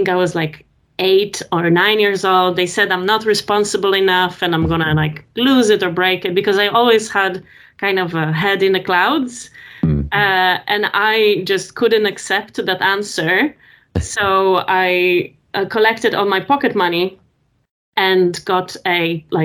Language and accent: English; Poland; moved away; also born or lived in France; I'm from Poland originally.